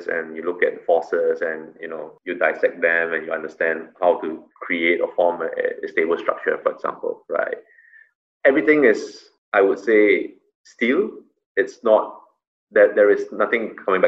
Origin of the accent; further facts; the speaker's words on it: Singapore; as a Singaporean